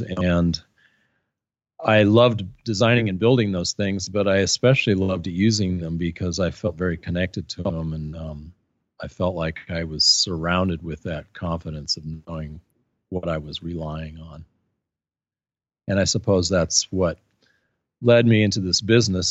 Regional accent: Portland, Oregon, United States; moved away; also born or lived in Santa Cruz, California; I grew up in Portland, Oregon. I was born there in nineteen fifty-three

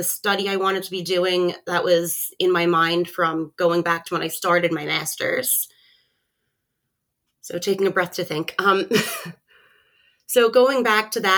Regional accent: New Jersey, United States; I am a Jersey girl to start off. Actually, the neighborhood I grew up in, I was able to bike to the beach

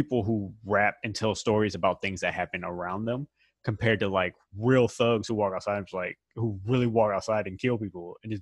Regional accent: Texas, United States; we're from Texas

